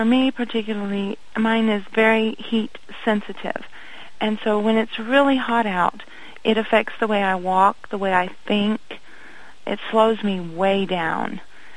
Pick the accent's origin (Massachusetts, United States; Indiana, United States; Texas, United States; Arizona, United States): Indiana, United States; moved away as an adult; also born or lived in Ohio; I was born in Indiana. When I got married, I moved to Ohio, lived there for 18 years